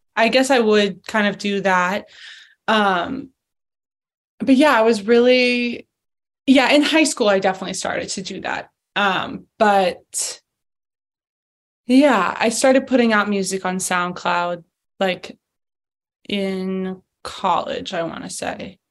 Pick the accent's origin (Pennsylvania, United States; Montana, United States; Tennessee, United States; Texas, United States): Pennsylvania, United States; Philadelphia; moved away as an adult; also born or lived in Boulder, Colorado; I loved growing up in Philadelphia